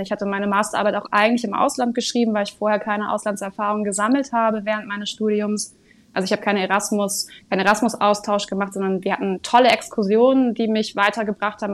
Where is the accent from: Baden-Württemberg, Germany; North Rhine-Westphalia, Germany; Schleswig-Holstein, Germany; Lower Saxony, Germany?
Schleswig-Holstein, Germany; Sylt; moved away as an adult; now in Kiel, Germany; bin eigentlich ursprünglich gebürtige Sylterin